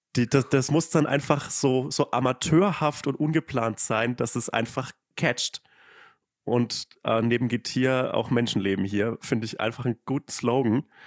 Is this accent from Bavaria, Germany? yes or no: yes; Upper Franconia, between Forchheim and Bamberg, Bavaria, Germany; accent: Franconian; moved away; ich komme halt auch aus, aus Bayern und aus dem letzten Kaff